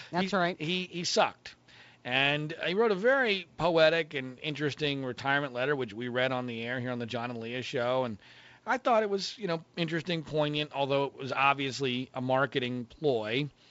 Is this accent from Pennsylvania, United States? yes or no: yes; Philadelphia suburbs, Pennsylvania, United States; I'm from the Philadelphia suburbs